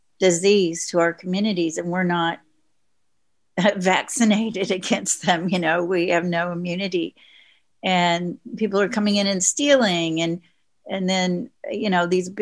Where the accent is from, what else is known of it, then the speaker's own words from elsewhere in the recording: Oklahoma, United States; But I grew up in Oklahoma on Route 66 in a small town that was primarily Native American.